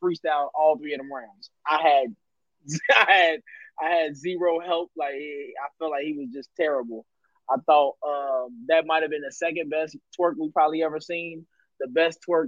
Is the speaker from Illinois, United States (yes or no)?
yes; Chicago, Illinois, United States; moved away; also born or lived in Laurel, Maryland; I'm from Chicago, but I used to live out in Laurel